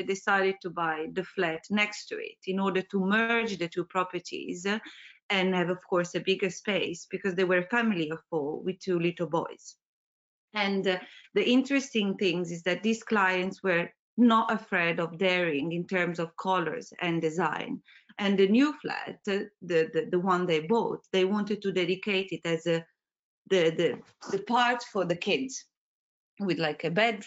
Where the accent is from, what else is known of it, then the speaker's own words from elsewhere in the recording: Italy; moved away as an adult; also born or lived in Milan; now in London, United Kingdom; I come from Italy and I graduated in Milan